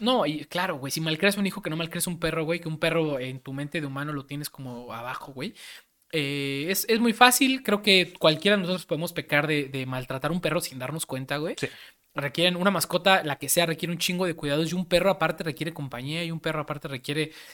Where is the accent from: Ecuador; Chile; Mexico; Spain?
Mexico; como mexicanos